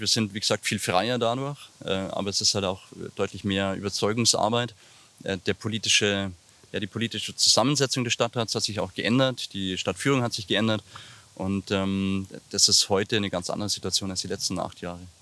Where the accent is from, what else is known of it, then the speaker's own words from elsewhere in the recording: Ingolstadt, Bavaria, Germany; ich komme aus Gerolfing, bin gebürtiger Ingolstädter, in der Maulklinik geboren und eben in Gerolfing äh, in den Kindergarten gegangen, in die Schule gegangen